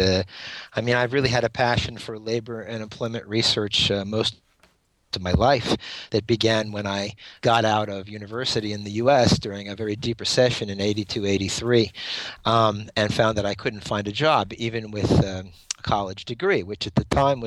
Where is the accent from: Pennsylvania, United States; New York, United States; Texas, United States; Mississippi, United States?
Pennsylvania, United States; moved away as an adult; also born or lived in Washington, D.C.; my home state of Pennsylvania